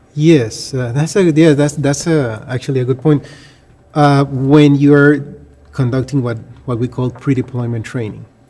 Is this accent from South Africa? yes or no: no; Panama; moved away; I'm from Panama.